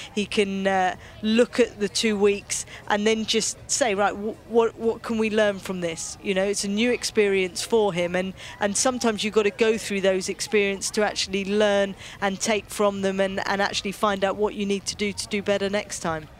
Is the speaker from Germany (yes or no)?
no; United Kingdom; being a Brit